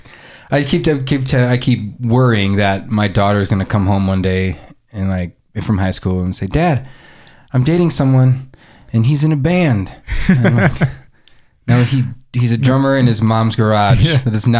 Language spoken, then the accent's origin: English; Nebraska, United States; also born or lived in Omaha; growing up in Nebraska